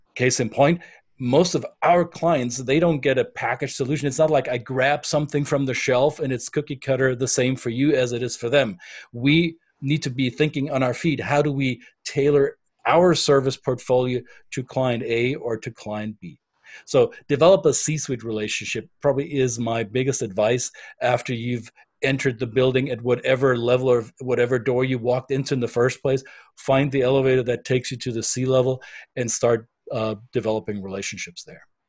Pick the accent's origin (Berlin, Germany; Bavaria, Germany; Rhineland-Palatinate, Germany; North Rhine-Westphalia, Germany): Bavaria, Germany; first language German; English is a second language; now in United States; I'm German by passport, I'm um, American by choice, and I am a Bavarian at heart.